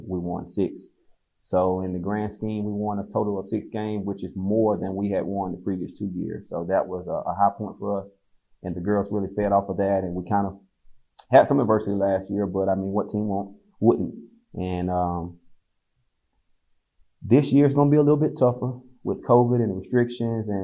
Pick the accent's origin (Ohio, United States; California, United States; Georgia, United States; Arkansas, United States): Georgia, United States; Fort Valley; also born or lived in Atlanta, Georgia; I'm from Fort Valley, Georgia. I went to Fort Valley State my first 2 years of college. So I stayed home the first 2 years